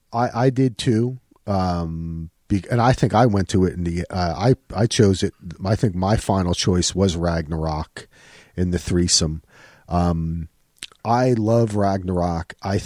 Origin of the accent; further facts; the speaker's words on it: New Jersey, United States; my father is Sam, is a Jewish guy from Newark, you know, and I'm an Irish guy, still from Jersey